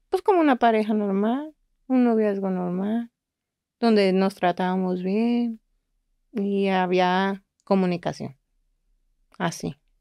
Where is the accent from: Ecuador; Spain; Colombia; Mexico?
Mexico; Guadalajara, Jalisco; now in Monterrey, Mexico; Los dos somos de Guadalajara